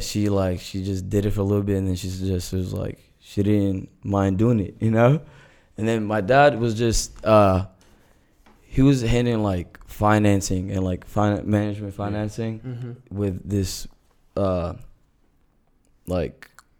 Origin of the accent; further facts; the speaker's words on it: United Arab Emirates; moved away; also born or lived in Saudi Arabia; I was born and raised in the Middle East, all right, because I lived in, like, the UAE and then United Arab Emirates, and then I lived in Saudi Arabia.